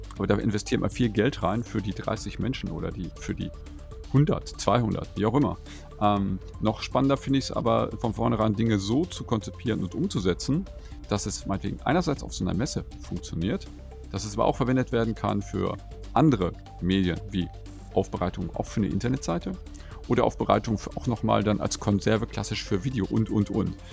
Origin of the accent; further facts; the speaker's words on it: North Rhine-Westphalia, Germany; moved away; in einem anderen Verlagshaus in meiner Heimatregion, wo ich mal herstamme, die Neue Westfälische